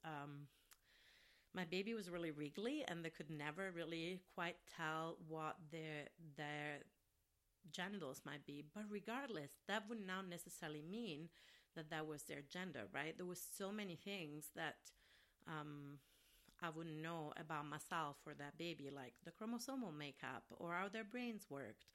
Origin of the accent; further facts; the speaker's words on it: Rome, Lazio, Italy; English is a second language; now in Minneapolis, United States; I'm from Rome, Italy, so in the area where I'm from originally